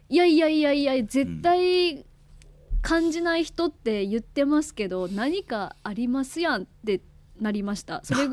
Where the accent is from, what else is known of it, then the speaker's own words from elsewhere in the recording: Sakai, Fukui, Japan; moved away; そもそも私の実家なん、うん、実家の近くなんで。